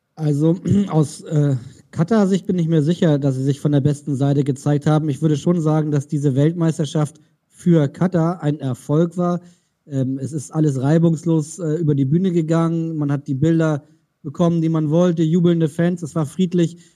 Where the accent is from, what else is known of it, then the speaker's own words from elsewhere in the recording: Germany; als Deutsche